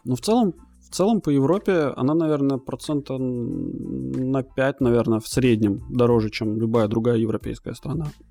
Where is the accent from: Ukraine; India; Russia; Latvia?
Latvia; now in Malta; я родился в Латвии, вот, а потом переехал на Мальту